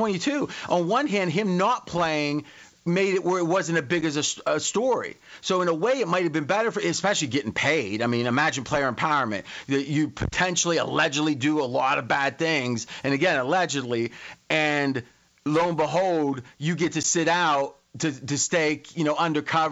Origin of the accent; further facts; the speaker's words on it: Ohio, United States; I grew up in Ohio